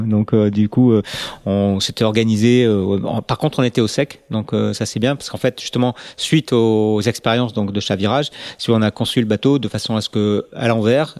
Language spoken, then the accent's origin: French; Bordeaux, Nouvelle-Aquitaine, France; on est bordelais.